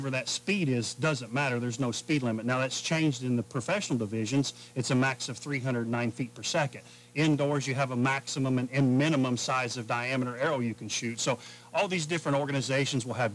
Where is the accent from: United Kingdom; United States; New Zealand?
United States; Spencer, Indiana; I'm from Spencer, Indiana, about 4 hours straight west of here